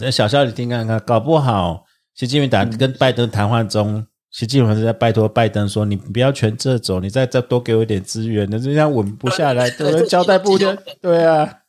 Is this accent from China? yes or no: no; Taiwan; 因为我台湾人